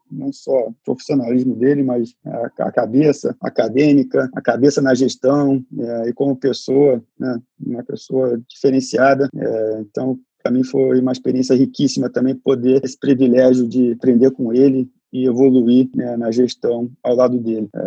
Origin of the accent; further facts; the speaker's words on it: Brazil; A gente, eu cresci no Brasil com que a é, que era uma proposta, continua sendo uma proposta de valor